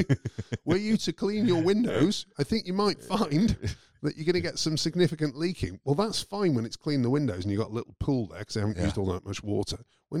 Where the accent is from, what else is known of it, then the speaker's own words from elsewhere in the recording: United Kingdom; I'm British